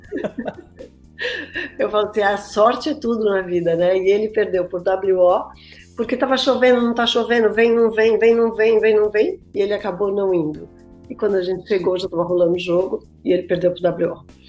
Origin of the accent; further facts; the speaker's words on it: Brazil; moved away as an adult; also born or lived in São Paulo; now in United States; eu, como vim do Brasil